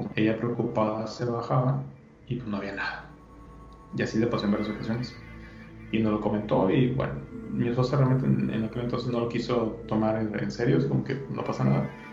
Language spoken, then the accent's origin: Spanish; Monterrey, Nuevo León, Mexico; yo soy de, aquí de Monterrey